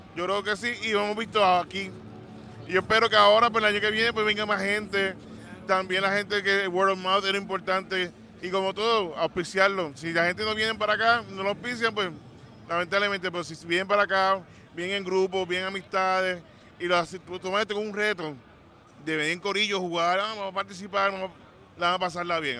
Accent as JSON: {"language": "Spanish", "country": "Puerto Rico", "said": "nosotros como puertorriqueños podemos hacer un equipo que represente la isla"}